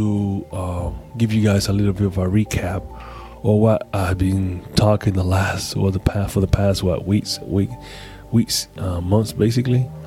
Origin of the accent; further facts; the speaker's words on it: Panama City, Panama; moved away; I'm actually in Panama City, Panama. Yeah, my hometown.